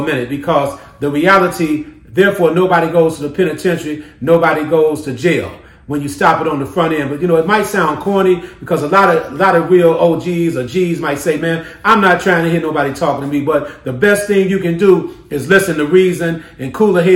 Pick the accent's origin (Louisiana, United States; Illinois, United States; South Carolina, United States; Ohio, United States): Illinois, United States; Chicago; I grew up in the Henry Horner Projects on the west side of Chicago and the Avalon Park community on the south side of Chicago.